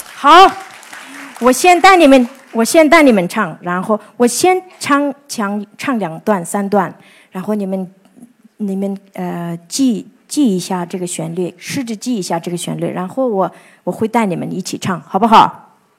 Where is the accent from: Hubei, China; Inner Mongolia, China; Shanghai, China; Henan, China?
Inner Mongolia, China; Ordos; 我是出生，长大在，呃，内蒙古的阿尔德斯大草原